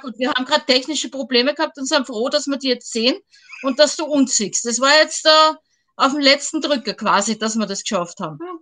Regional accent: Vienna, Austria; ich komme aus Wien

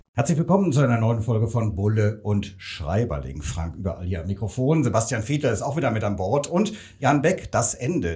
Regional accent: Rhineland, Germany; komme ich auch aus dem Rheinland

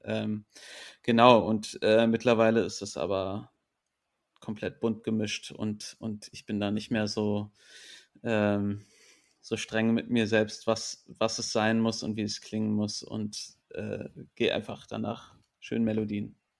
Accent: Berlin, Germany; also born or lived in England; ich bin in Berlin groß geworden, bilingual aufgewachsen

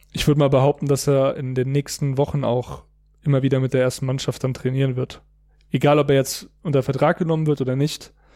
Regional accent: near Frankfurt, Hesse, Germany; now in Munich, Germany; ich wohne ja in München, meine Familie in der Nähe von Frankfurt, wo ich herkomme

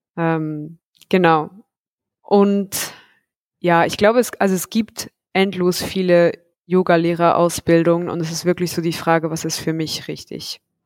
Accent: Zug, Switzerland; in meiner Heimatstadt in Zug

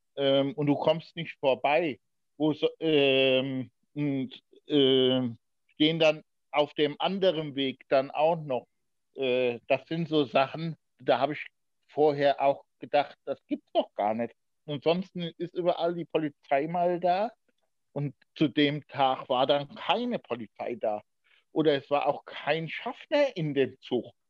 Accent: Diez, Rhineland-Palatinate, Germany; also born or lived in Bad Ems; in Dietz, da wo ich geboren worden bin. Ich Bin ja ein gebürtiger Dietzer

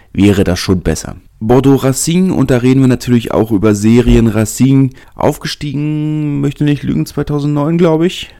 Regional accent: Berlin, Germany; als Berliner

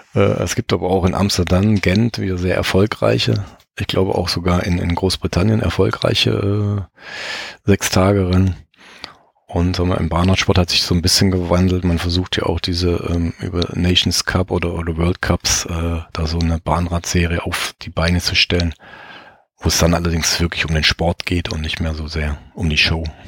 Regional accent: Baden-Württemberg, Germany; moved away; ich komme ursprünglich aus Baden-Württemberg

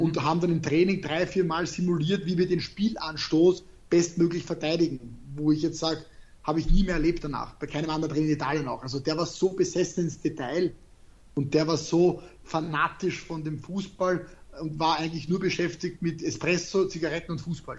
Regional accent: Austria; ich spreche Deutsch, ich bin aus Österreich

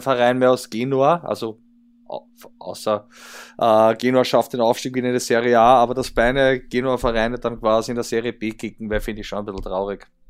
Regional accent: Austria; die Admira bei uns

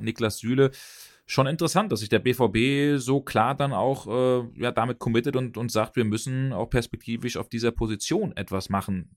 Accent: Büdingen, Hesse, Germany; meine Heimatstadt Büdingen

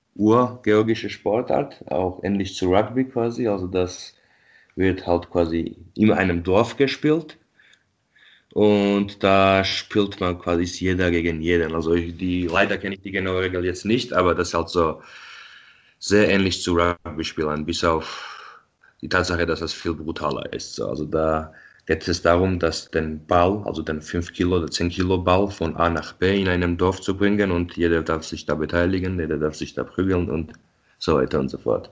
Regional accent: Tbilisi, Georgia; moved away as an adult; now in Munich, Germany; ich bin ja in Tbilisi geboren und aufgewachsen

